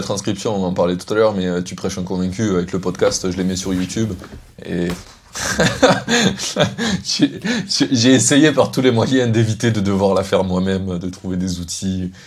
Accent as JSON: {"language": "French", "town": "Carcassonne", "region": "Occitania", "country": "France", "also_born_or_lived": "Paris", "moved": "yes", "said": "je viens de Carcassonne"}